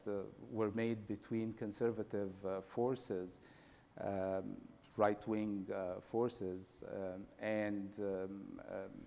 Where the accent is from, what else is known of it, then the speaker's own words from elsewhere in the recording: Egypt; I was born in Egypt